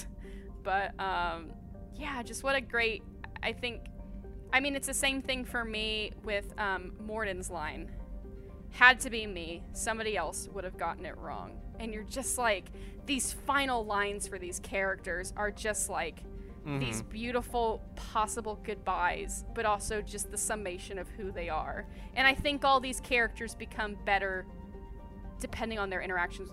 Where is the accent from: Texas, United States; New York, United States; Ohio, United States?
Texas, United States; Houston; moved away as an adult; also born or lived in Orange, California; now in Burbank, United States; I am originally from Houston, Texas.